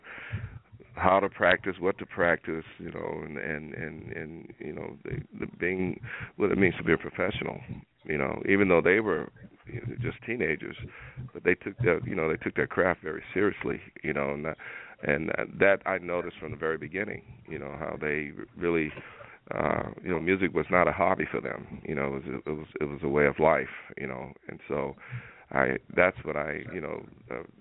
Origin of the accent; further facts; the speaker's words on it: Houston, Texas, United States; growing up in Houston, Texas